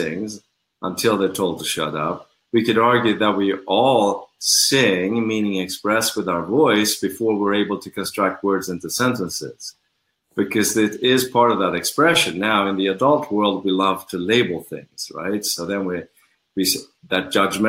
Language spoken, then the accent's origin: English; Sweden; now in Los Angeles, United States; I was born in Sweden